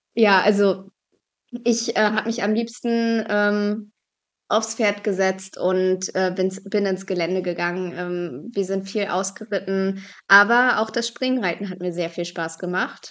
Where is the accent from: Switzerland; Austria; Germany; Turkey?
Germany; Binz, Mecklenburg-Vorpommern; moved away; also born or lived in Bergen auf Rügen; Ich bin auf Rügen aufgewachsen und in Bergen auf Rügen geboren